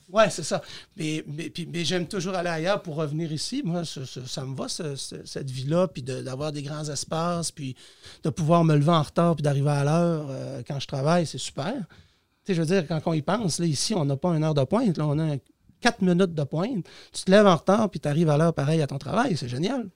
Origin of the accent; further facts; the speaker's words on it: Saint-Méthode, Quebec, Canada; now in Dolbeau-Mistassini, Canada; Je suis un Cateuillet en ce sens que je viens de Saint-Méthode